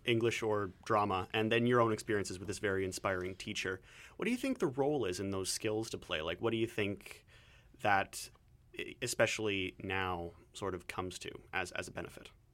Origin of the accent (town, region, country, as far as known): Southwestern Ontario, Canada; now in Vancouver, Canada